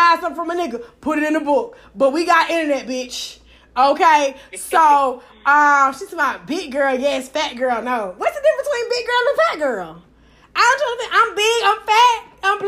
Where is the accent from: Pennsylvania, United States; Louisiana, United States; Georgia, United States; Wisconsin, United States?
Georgia, United States; Atlanta; I'm from Techwood Home, baby. First project in America